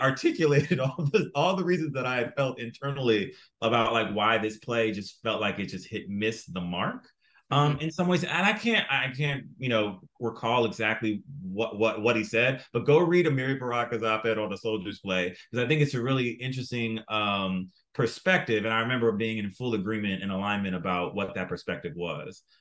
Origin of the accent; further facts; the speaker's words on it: South Florida, United States; I grew up in South Florida